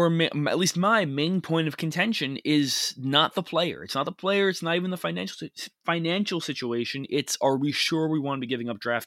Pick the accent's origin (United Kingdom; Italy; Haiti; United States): United States; New York; accent: New York; I've worked diligently to limit my New York accent over the last couple of years.